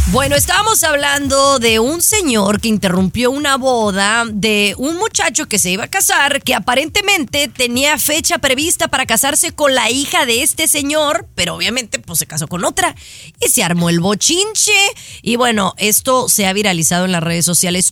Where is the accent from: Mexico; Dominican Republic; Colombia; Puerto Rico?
Mexico; yo como mexicana